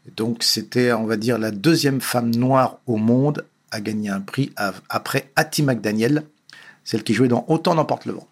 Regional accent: Paris, Île-de-France, France; je suis né à Paris, euh, né dans une famille correcte, modeste

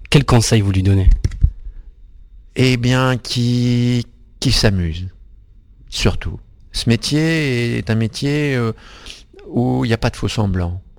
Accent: Centre-Val de Loire, France; also born or lived in Hauts-de-France; Alors j'ai grandi un pied dans le Berry et un pied dans le nord de la France.

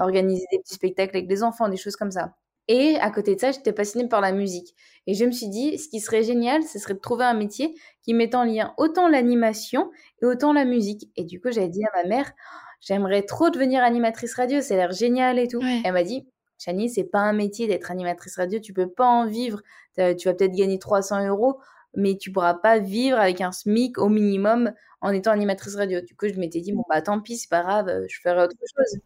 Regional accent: Annecy, Auvergne-Rhône-Alpes, France; moved away as an adult; now in Paris, France; je suis originaire d'Annecy, maintenant j'habite à Paris

